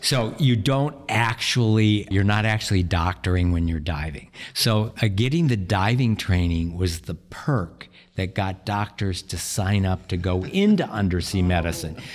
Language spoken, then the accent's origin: English; South Dakota, United States; moved away as an adult; also born or lived in Nebraska / Hawaii; now in Des Moines, United States; I grew up in South Dakota, went to medical school in Nebraska